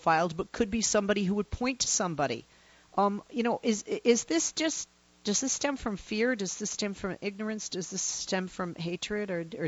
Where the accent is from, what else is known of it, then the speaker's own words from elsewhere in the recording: United States; as an American